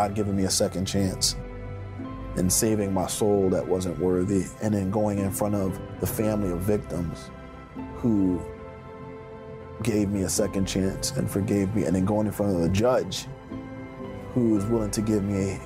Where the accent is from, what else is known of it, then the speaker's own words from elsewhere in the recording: Philadelphia, Pennsylvania, United States; When I grew up in the Fairmount section of Philadelphia